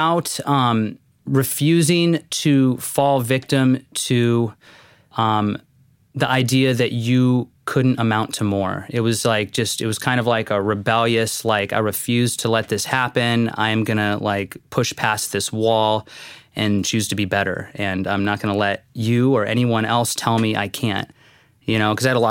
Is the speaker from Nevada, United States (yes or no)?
yes; Las Vegas, Nevada, United States; moved away as an adult; also born or lived in Fullerton, California / Corpus Christi, Texas; now in San Diego, United States; Las Vegas, Nevada. Born and raised there